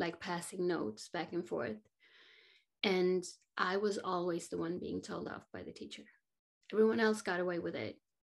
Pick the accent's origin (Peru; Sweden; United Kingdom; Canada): Sweden; I grew up in Sweden